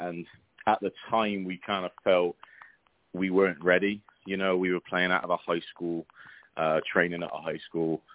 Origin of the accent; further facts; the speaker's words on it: Bristol, South West England, United Kingdom; moved away as an adult; now in Oklahoma City, United States; I grew up uh, Bristol, so I'm Southwest England